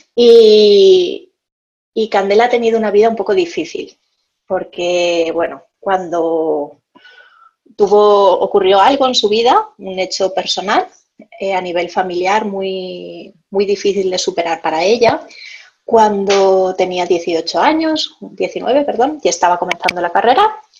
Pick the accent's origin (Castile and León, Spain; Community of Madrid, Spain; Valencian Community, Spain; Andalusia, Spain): Valencian Community, Spain; Valencia; nací en Valencia, eh, hace 38 años